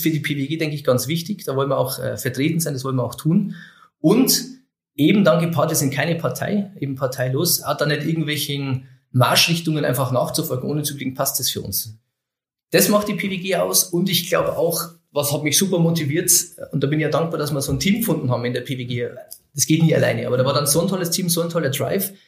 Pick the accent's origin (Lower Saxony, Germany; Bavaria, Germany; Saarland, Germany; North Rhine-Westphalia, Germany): Bavaria, Germany; Oberviechtach; also born or lived in Wilhelmsried; 83 bin ich geboren in Oberwichtach